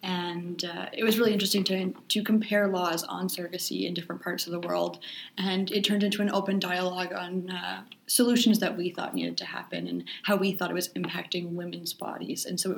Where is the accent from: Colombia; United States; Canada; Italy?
Canada; I'm also a Canadian student at the University of Winnipeg studying Human Rights and Disability Studies.